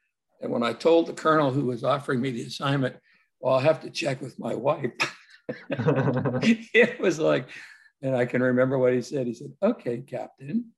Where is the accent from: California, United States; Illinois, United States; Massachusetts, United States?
Massachusetts, United States; Lawrence; moved away as an adult; my hometown, Lawrence, Massachusetts